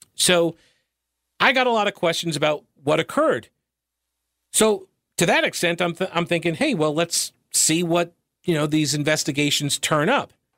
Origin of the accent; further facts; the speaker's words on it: Long Island, New York, United States; moved away; I grew up on Long Island